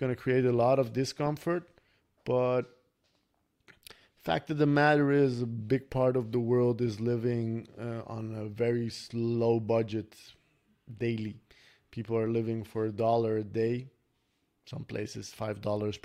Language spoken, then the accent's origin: English; Netherlands; when I was growing up in Holland, we didn't have much money